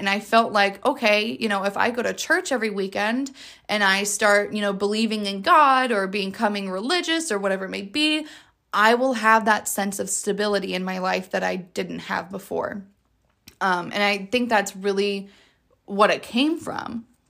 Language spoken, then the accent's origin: English; Jacksonville, Florida, United States; I am from Jacksonville, Florida